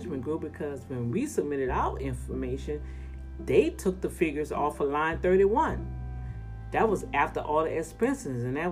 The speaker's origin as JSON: {"language": "English", "town": "New Orleans", "region": "Louisiana", "country": "United States", "accent": "New Orleans Cajun", "said": "that New Orleans Cajun stuff coming out of there"}